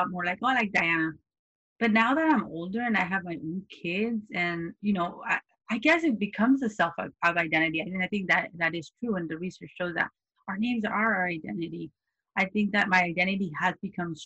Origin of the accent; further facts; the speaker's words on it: California, United States; I grew up here. I grew up in California